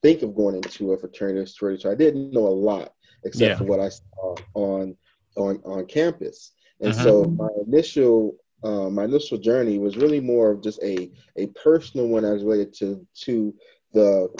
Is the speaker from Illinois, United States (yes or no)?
no; Detroit, Michigan, United States; I was born and raised in Detroit, Michigan